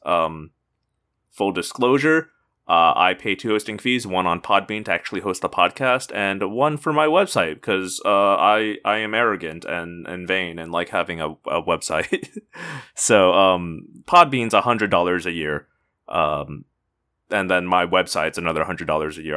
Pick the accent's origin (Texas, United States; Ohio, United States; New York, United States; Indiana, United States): Indiana, United States; moved away; I'm originally from Indiana. We're called Hoosiers